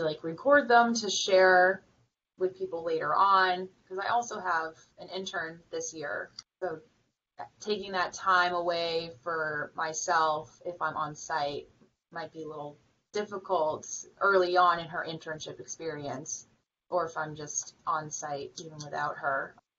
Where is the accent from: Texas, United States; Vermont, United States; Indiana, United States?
Vermont, United States; moved away; I'm from Vermont